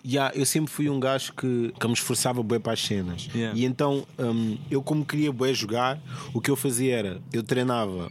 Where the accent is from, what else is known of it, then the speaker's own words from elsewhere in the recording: Portugal; eu sou português